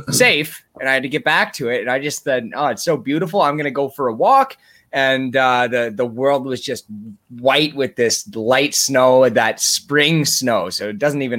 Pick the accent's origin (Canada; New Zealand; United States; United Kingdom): Canada; Ontario; now in Timmins, Canada; I had to go back to my hometown to this monstrosity that I passed every day. The Canadian Human Rights Monument.